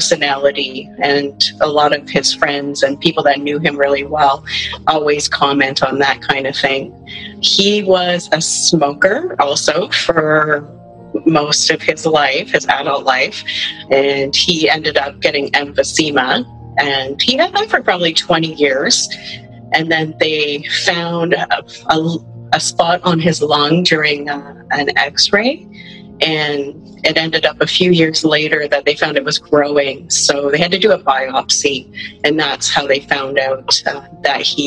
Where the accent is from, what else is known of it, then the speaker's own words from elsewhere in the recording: Kitchener, Ontario, Canada; I'm from Kitchener, Ontario.